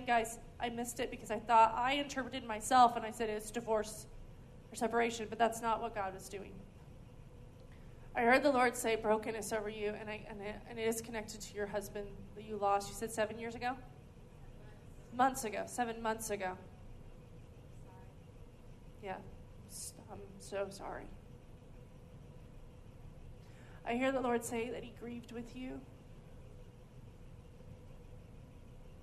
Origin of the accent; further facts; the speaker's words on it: California, United States; also born or lived in Oklahoma; now in Redding, United States; I grew up in California, and I moved to Oklahoma, but Oklahoma's home. My family's from here.